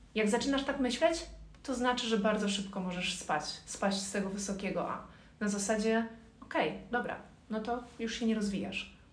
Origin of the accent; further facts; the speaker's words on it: Ciechanów, Masovian Voivodeship, Poland; moved away as an adult; now in Warsaw, Poland; Nie jestem z Warszawy. Przyjechałam z Ciechanowa.